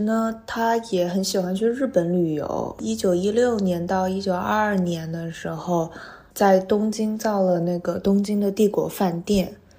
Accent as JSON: {"language": "Chinese", "town": "Hangzhou", "region": "Zhejiang", "country": "China", "said": "因为我是杭州人嘛"}